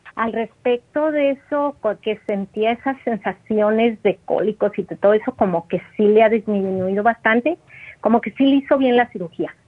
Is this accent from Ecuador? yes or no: no; Mexico; moved away; yo ando acá en, en mi pueblo, en México